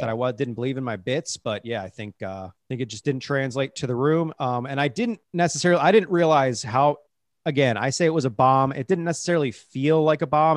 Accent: Cincinnati, Ohio, United States; moved away; I was from Cincinnati.

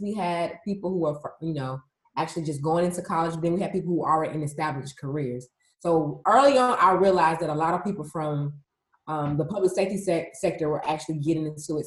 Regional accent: Atlanta, Georgia, United States; I am a resident born and raised in Atlanta, Georgia

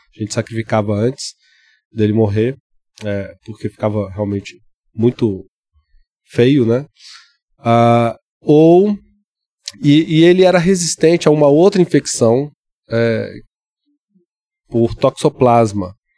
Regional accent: Ouro Preto, Minas Gerais, Brazil; eu, cresci em Cachoeira do Campo, que é interior é, de Ouro Preto

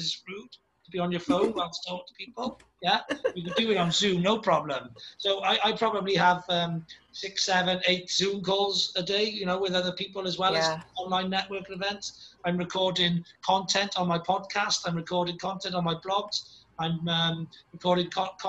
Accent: Wales, United Kingdom; I'm a Welsh dragon myself

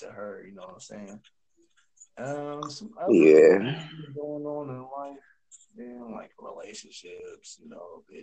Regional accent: East Palo Alto, California, United States; I'm from East Palo Alto Bay Area

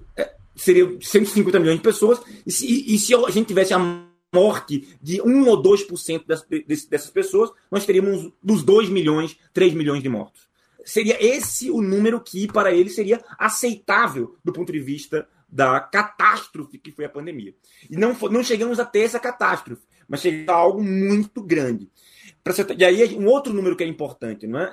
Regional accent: Brazil; nós, como brasileiros

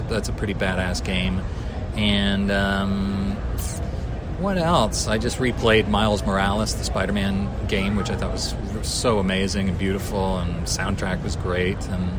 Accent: Japan; I grew up in Japan, so, you know, I really love very Japanese games, and so I think that's my favorite.

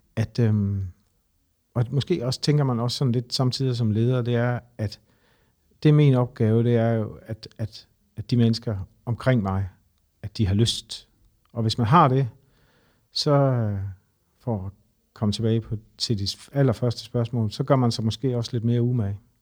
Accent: Horsens, Central Denmark Region, Denmark; now in Copenhagen, Denmark

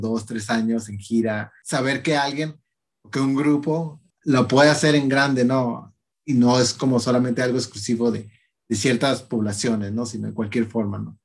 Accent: Tecate, Baja California, Mexico; yo soy de Tecate

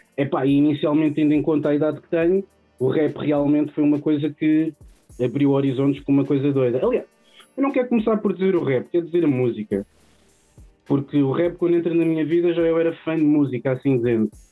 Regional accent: Odivelas, Lisbon, Portugal; Eu cresci aqui numa zona que define muito a minha pessoa, que é crescer em Odivelas

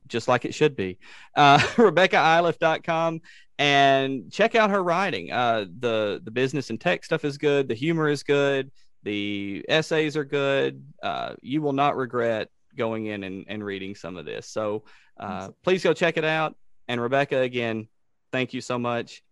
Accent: Savannah, Tennessee, United States; we have Ulysses S. Grant's uh, headquarters from the Battle of Shiloh in my hometown

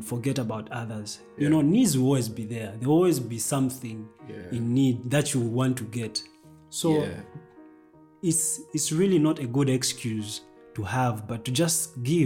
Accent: Zambia; we come from Zambia, which is a Christian nation

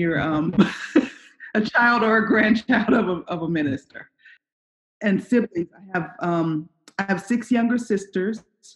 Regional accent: Chicago, Illinois, United States; moved away as an adult; also born or lived in Iowa / Los Angeles; I grew up in Chicago. I'm from the south side

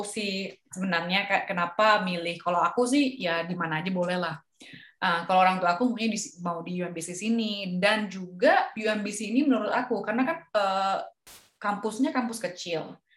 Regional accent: Singapore; karena aku datang dari Singapura jadi nggak harus ambil TOEFL.

